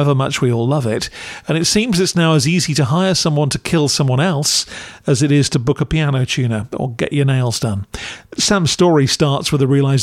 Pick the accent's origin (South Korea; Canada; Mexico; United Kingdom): United Kingdom; As a Brit